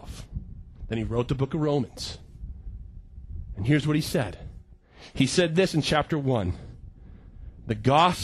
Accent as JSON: {"language": "English", "country": "United States", "said": "I'm from America"}